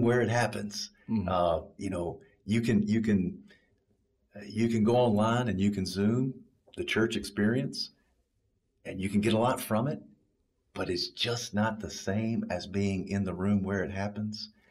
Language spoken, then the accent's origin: English; Kentucky, United States; now in Pelham, United States; I was born and raised in Kentucky